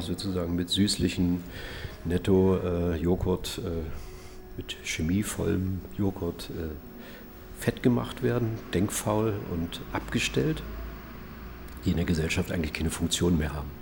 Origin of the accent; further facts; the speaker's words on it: Usedom island, Mecklenburg-Vorpommern, Germany; also born or lived in Schollene, Havelland (born); now in Dresden, Germany; aufgewachsen auf der Insel Usedom.